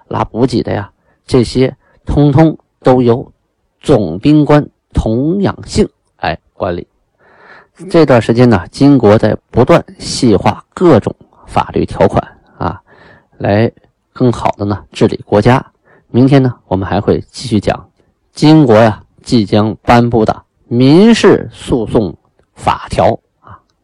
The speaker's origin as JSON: {"language": "Chinese", "country": "China", "said": "我们中国人定条例啊"}